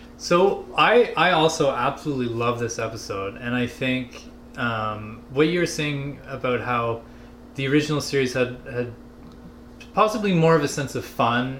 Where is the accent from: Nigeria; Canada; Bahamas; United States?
Canada; as a Canadian